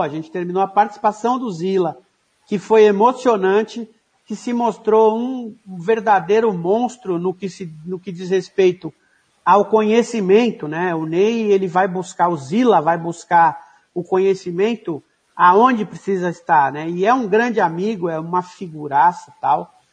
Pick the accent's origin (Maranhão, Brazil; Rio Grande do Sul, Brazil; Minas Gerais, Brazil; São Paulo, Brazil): São Paulo, Brazil; also born or lived in Paraná; Eu sou da periferia, nasci, nasci no Paraná, mas passei a minha infância, a minha juventude toda em Guaianazes